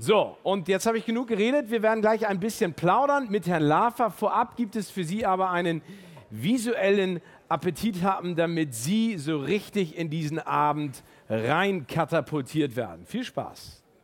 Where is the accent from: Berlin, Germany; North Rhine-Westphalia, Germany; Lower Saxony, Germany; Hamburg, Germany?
Hamburg, Germany; Als Hamburger